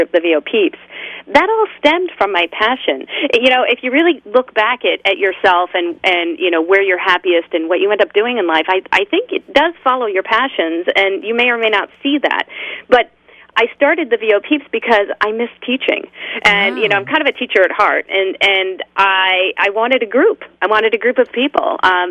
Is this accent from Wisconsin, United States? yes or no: no; Rochester, New York, United States; moved away as an adult; also born or lived in New Jersey; now in California, United States; I was born in upstate New York in Rochester and moved to New Jersey after I graduated college